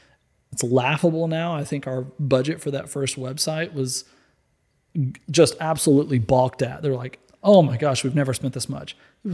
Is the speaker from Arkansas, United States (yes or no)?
yes; Little Rock, Arkansas, United States; I grew up in Little Rock, Arkansas.